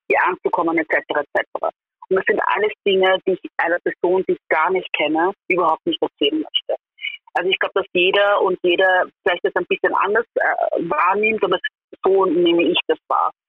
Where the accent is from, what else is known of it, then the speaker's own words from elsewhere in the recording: Vienna, Austria; wenn man hört, wie ich Deutsch spreche, dann muss eigentlich einem klar sein, dass ich aus Österreich bin beziehungsweise aus Wien bin.